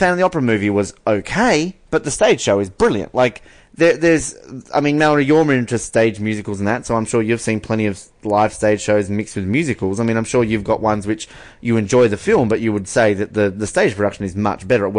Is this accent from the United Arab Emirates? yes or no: no; Australia; As an Australian, like, again, beloved in our home country